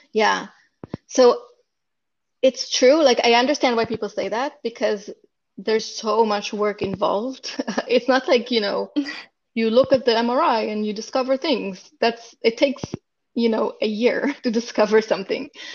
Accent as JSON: {"language": "English", "country": "Israel", "tie": "born or raised there", "moved": "as an adult", "lives_now": "Silicon Valley, United States", "said": "I'm from Israel and I grew up in Israel, and I went to medical school in Israel"}